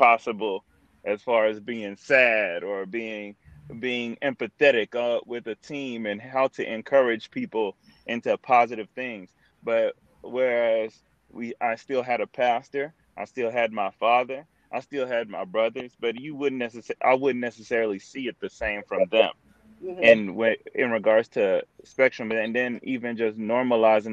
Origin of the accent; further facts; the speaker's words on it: Missouri City, Texas, United States; also born or lived in Houston, Texas / Nigeria; I also grew up in Mo City, Texas. So that's Missouri City, Texas